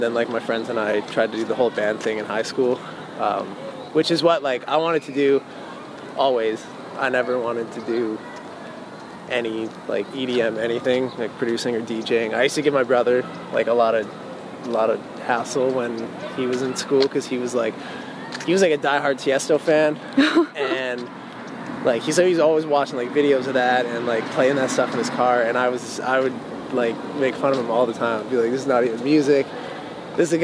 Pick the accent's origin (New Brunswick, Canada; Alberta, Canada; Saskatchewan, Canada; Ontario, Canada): Alberta, Canada; Calgary; I was born and raised in Calgary, Alberta, which is like Western Canada, and I've been there forever.